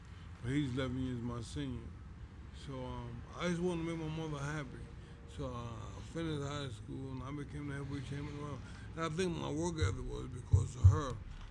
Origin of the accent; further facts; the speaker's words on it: New York City, New York, United States; also born or lived in Brownsville; I grew up in East New York. I I moved to Brownsville maybe 2 years before I started getting recognition.